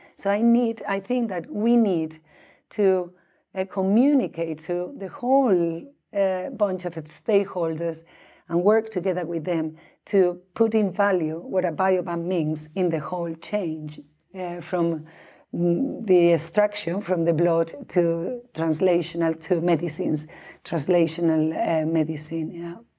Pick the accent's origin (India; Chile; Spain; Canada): Spain; moved away as an adult; also born or lived in Norway; now in Sweden; I'm originally from Spain, but I came here to Scandinavia, um, in two thousand and two to do my postdoc